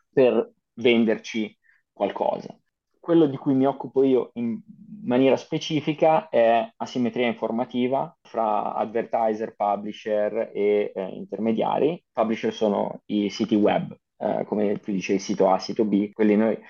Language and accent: Italian; Vimercate, Lombardy, Italy; moved away as an adult; also born or lived in Ivrea; now in Amsterdam, Netherlands; vengo da, dalla provincia di Milano, in realtà io sono nato a Ivrea, però ci ho vissuto soltanto tre anni e poi sono, sono andato, mi sono trasferito con la mia famiglia a Vimercate